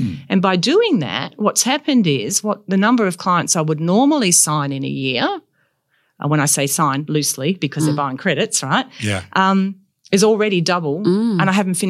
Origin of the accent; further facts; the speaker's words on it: Perth, Western Australia, Australia; No, so my parents moved to Karrinup. We were last house and then there was just sand. And then after that we were at Trigg Beach.